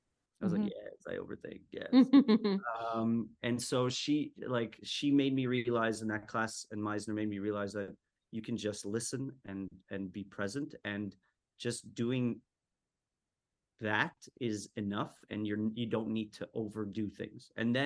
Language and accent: English; Montreal, Quebec, Canada; also born or lived in Winnipeg; because I moved around a lot. We moved from Montreal to Winnipeg, back to Montreal, different schools.